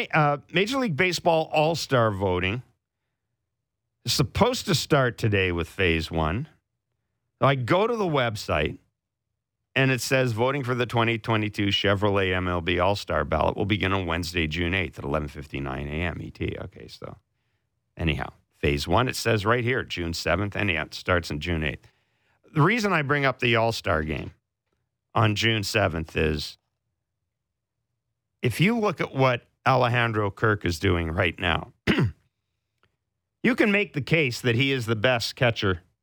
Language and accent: English; Winnipeg, Manitoba, Canada; moved away; also born or lived in Calgary; growing up in Winnipeg